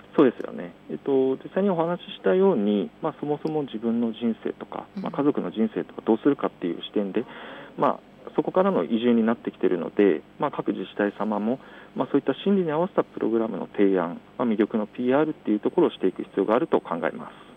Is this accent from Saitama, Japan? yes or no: yes; Saitama, Japan; 私自身は埼玉県の出身なんですが